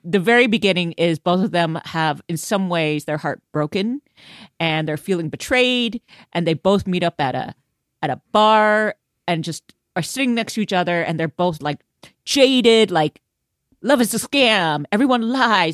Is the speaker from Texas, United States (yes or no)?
yes; Houston, Texas, United States; I come from Houston.